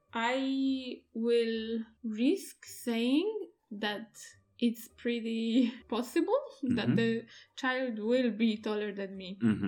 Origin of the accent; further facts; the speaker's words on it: Poland; I think I'm quite average for Poland.